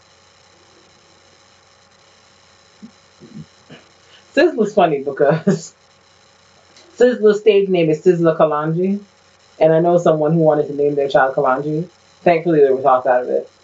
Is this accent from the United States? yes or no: no; Barbados; moved away; growing up in Barbados